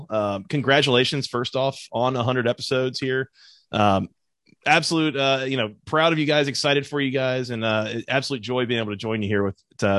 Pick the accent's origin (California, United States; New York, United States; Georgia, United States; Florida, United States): Georgia, United States; Metro Atlanta; when you're a kid growing up in Metro Atlanta